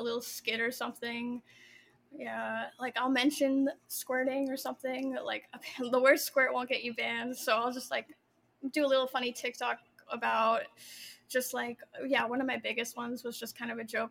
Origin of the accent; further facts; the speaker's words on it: Central Florida, United States; also born or lived in Massachusetts; I grew up, there's something in the water? Central Florida.